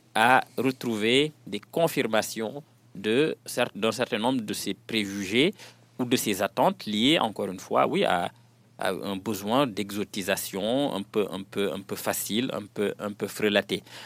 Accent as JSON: {"language": "French", "country": "Senegal", "second_language": "French"}